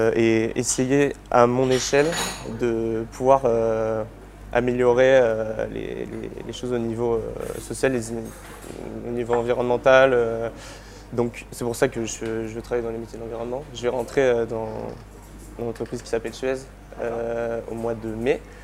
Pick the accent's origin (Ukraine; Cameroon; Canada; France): France; Île d'Oléron, Nouvelle-Aquitaine; je viens de d'Oléron, donc euh, euh, j'ai grandi au bord de l'eau